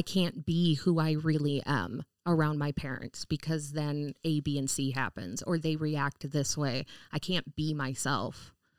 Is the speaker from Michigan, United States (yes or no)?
yes; Gladstone, Michigan, United States; I grew up in the Upper Peninsula